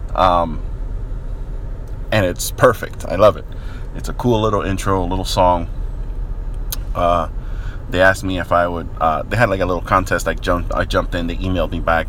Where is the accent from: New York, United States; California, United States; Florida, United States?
New York, United States; New York City; I grew up in New York, more specifically the Bronx, New York